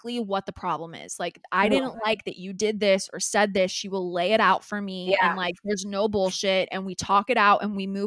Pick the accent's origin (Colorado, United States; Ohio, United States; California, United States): California, United States; we're from California